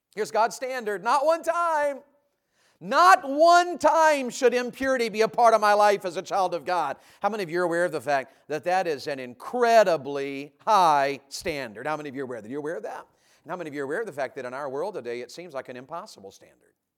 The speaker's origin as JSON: {"language": "English", "region": "Tennessee", "country": "United States", "tie": "born or raised there", "also_born_or_lived": "Santa Rosa County, Florida", "moved": "yes", "lives_now": "Florida, United States", "said": "When I grew up in Tennessee"}